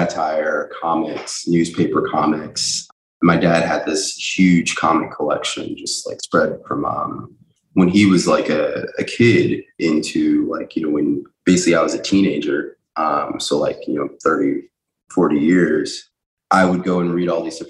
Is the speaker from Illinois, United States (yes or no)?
yes; Chicago, Illinois, United States; now in New York City, United States; growing up in Chicago, in Hyde Park